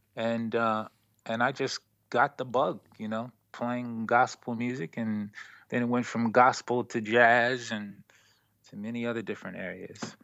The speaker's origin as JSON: {"language": "English", "town": "Baltimore", "region": "Maryland", "country": "United States", "moved": "yes", "lives_now": "Brooklyn, United States", "said": "I live in Brooklyn, New York, and I'm originally from Baltimore, Maryland"}